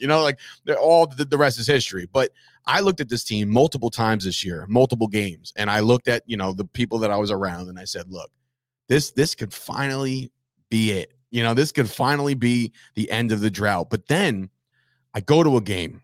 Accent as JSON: {"language": "English", "region": "East Coast", "country": "United States", "tie": "born or raised there", "moved": "yes", "said": "I, I grew up on the East Coast"}